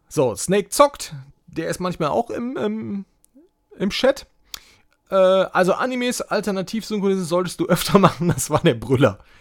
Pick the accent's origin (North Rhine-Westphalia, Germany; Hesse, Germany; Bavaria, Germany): North Rhine-Westphalia, Germany; so ein Depp hier aus NRW, der hier äh, in NRW zur Schule gegangen ist